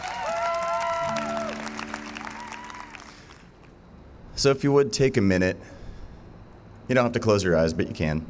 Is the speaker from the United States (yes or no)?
yes; Hailey, Idaho, United States; we grew up together out in Indian Creek Canyon outside of Haley